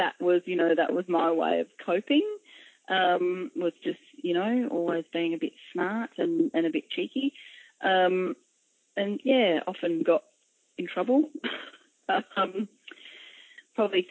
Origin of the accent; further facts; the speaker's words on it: Adelaide, South Australia, Australia; also born or lived in Wallaroo, South Australia; I grew up firstly in Adelaide in South Australia, probably until about grade six